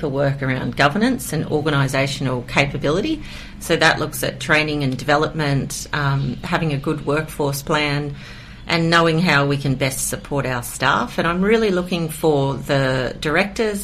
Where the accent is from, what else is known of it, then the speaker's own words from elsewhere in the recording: Queensland, Australia; now in Kiama, Australia; I'm from Queensland.